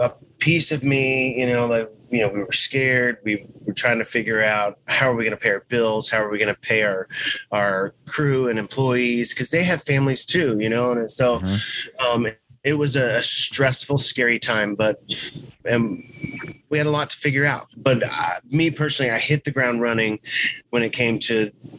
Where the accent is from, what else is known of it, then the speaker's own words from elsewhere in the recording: Texas, United States; We're from Texas